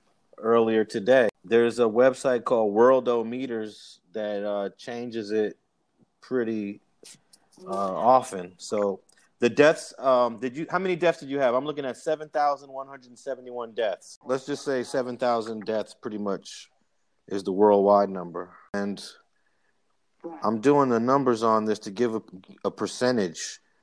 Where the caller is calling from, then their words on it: Los Angeles, California, United States; I am in Los Angeles in the Leimert Park section, just posted up at my desk.